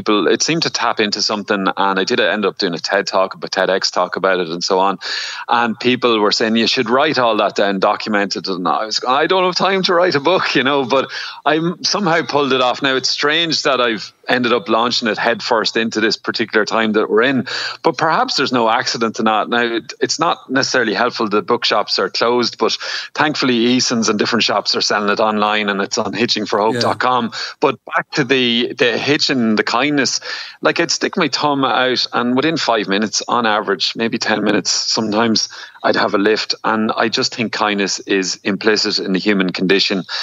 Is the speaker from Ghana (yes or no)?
no; Cootehill, Ulster, Ireland; particularly in rural Ireland, where I grew up in Cavan, in Coot Hill.